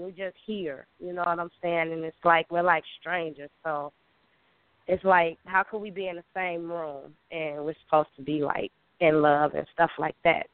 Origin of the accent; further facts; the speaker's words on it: Chicago, Illinois, United States; I'm from Chicago, Chi Town